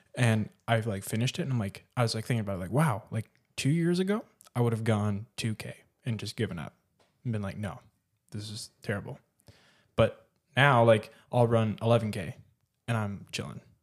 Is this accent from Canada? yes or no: yes; Canada; moved away as an adult; also born or lived in Mexico; I was born here in Canada, like, grew up here. I lived here till I was eighteen.